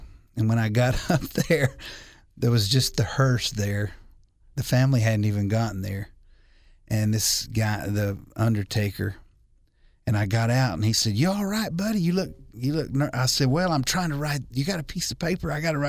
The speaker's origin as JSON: {"language": "English", "region": "Alabama", "country": "United States", "said": "I come from Alabama."}